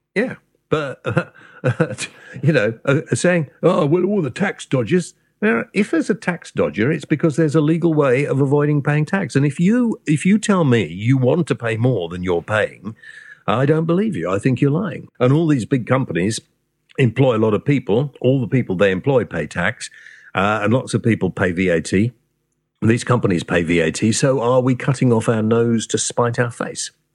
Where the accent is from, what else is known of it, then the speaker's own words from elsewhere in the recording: Wales, United Kingdom; I am Welsh and, uh, part of my family came from Prestatyn